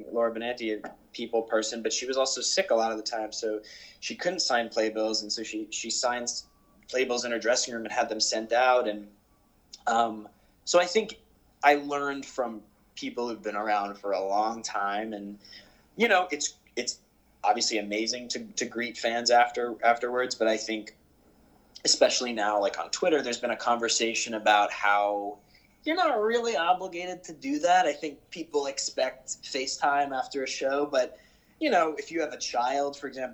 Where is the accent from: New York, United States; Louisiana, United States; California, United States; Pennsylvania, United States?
New York, United States; Westchester; enter freshman year of high school, which was a regular public school in Westchester